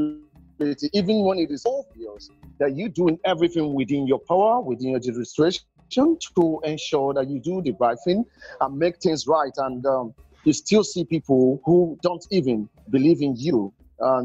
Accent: Nigeria; from Nigeria

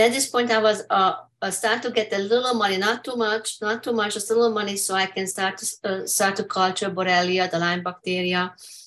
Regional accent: Hungary; English is a second language; moved away as an adult; now in United States; I'm from Hungary

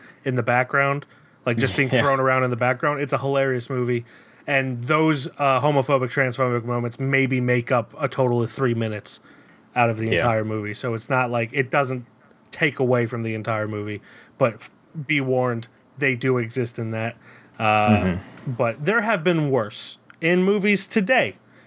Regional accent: United States; as an American

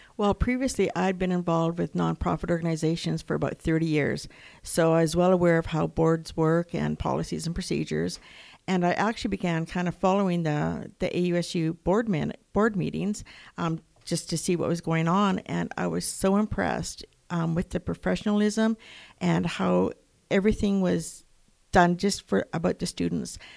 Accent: Lethbridge, Alberta, Canada; I am from Lethbridge

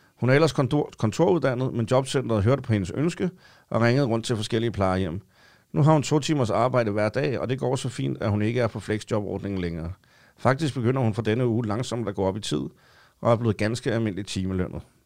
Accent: Copenhagen, Capital Region of Denmark, Denmark; jeg har været i København i hele mit liv

